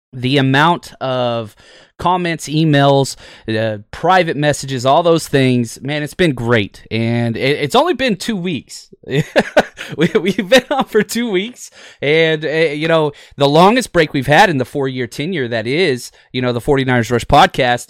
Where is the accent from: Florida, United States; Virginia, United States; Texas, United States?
Texas, United States; Fort Worth; I was able to get into football at a very young age growing up in Texas